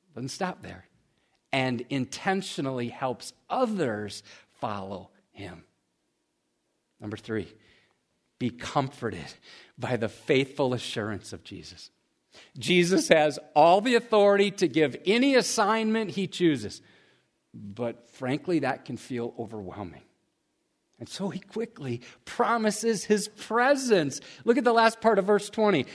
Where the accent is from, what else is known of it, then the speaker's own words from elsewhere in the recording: United States; we as American Christians